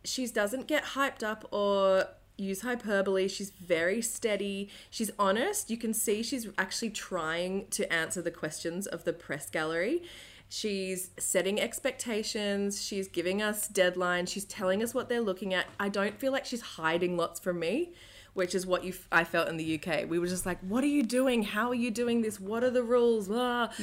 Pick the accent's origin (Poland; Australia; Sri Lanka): Australia; I'm an Aussie